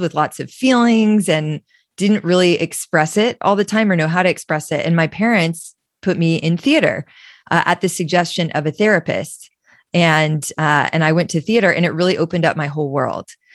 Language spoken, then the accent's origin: English; Austin, Texas, United States; I come from Austin, Texas, which is where I'm sitting right now.